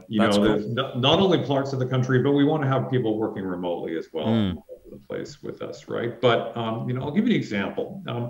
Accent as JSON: {"language": "English", "town": "Vancouver", "region": "British Columbia", "country": "Canada", "tie": "born or raised there", "also_born_or_lived": "California", "moved": "yes", "said": "I was born in Vancouver, and then you go away and you forget and you appreciate things and you come back. And, you know, I spent, you know, years in California, came back, and I thought, man, I am such a hoser and I really want to be back in Canada."}